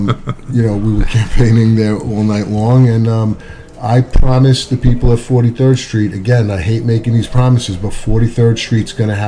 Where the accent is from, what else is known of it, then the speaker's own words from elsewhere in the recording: Maspeth, New York, United States; If you can't have, and I'm from Maspeth.